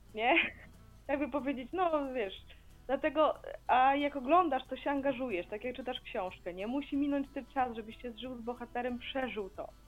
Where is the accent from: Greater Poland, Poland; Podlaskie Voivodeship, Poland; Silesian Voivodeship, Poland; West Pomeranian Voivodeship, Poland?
Podlaskie Voivodeship, Poland; Białystok; ja też jestem z Białegostoku